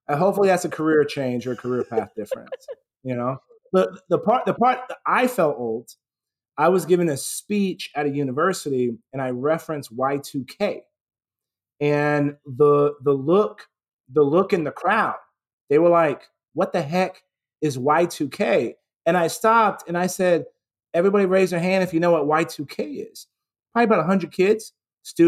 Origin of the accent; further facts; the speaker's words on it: San Antonio, Texas, United States; I grew up in San Antonio, Texas, and I had never been outside of Texas